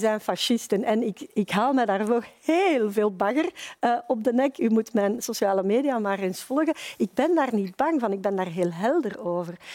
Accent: Flemings, Flanders, Belgium; als Vlamingen

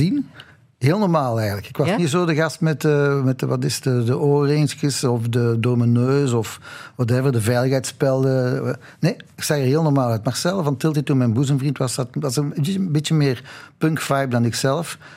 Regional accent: Belgium; En ik ben ook wel zo hoor, want ik ben een Belg in hart en nieren.

